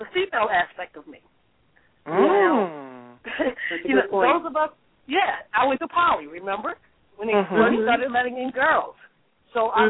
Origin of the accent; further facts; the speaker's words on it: Baltimore, Maryland, United States; now in California, United States; I'm from Baltimore as well